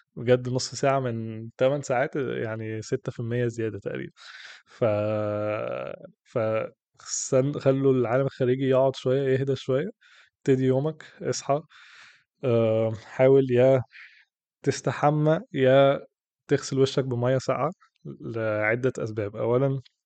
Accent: Egypt; عندنا في مصر

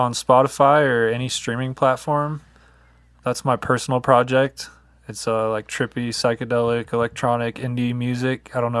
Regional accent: Atlanta, Georgia, United States; moved away; I'm originally from Atlanta

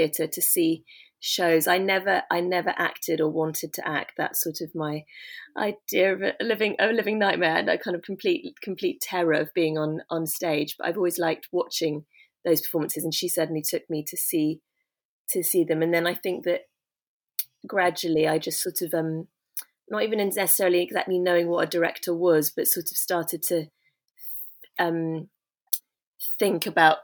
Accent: London, United Kingdom; I was born in London and kind of educated there, sort of in southwest London, sort of suburbia. And I still live in London

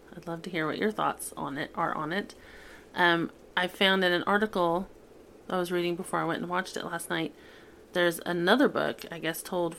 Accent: Oklahoma, United States; I grew up in Oklahoma

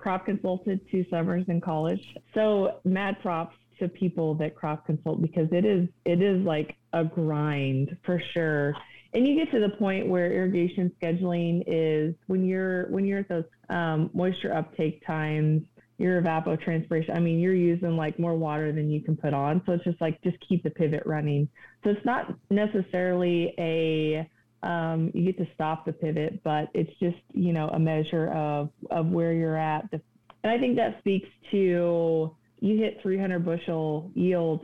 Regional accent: Kansas, United States; also born or lived in Nebraska; growing up in Kansas

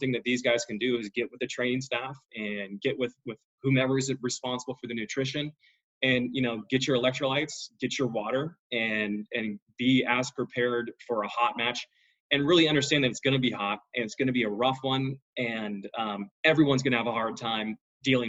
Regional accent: Sacramento, California, United States; here in Sacramento, my hometown

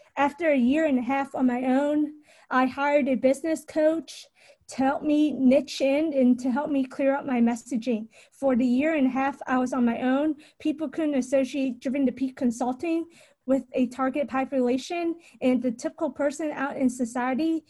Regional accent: Richmond, Virginia, United States; also born or lived in Knoxville, Tennessee; I was born and raised in Richmond, Virginia

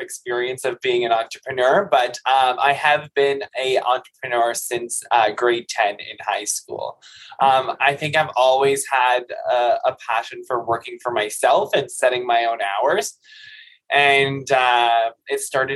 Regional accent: Quinte West, Ontario, Canada; also born or lived in Ottawa; I didn't grow up in Trenton, but I grew up in the Quinte West Sterling area.

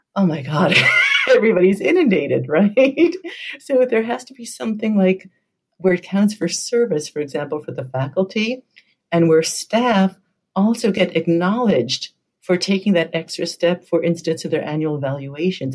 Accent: New York, United States; moved away; I'm originally from New York

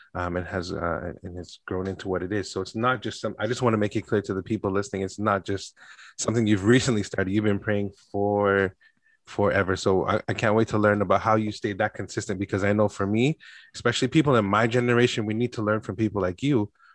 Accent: Canada; born and raised in Canada

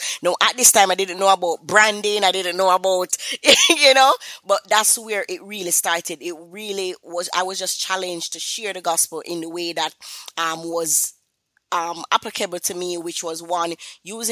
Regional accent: Kingston, Jamaica; I am from Kingston, Jamaica, and, you know, persons might say, that accent sound a little bit familiar

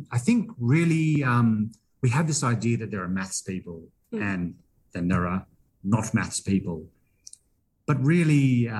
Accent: Perth, Western Australia, Australia; moved away as an adult; also born or lived in Canberra, Australia; now in Gympie, Australia; I grew up in Perth

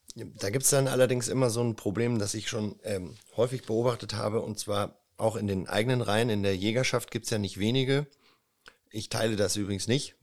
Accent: Celle district, Lower Saxony, Germany; ursprünglich wohnhaft im Kreis Celle, aus dem ich auch stamme

